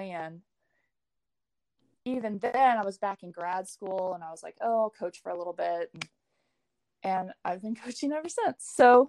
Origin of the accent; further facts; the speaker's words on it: Lawrence, Kansas, United States; I grew up in Lawrence, Kansas, which is basketball country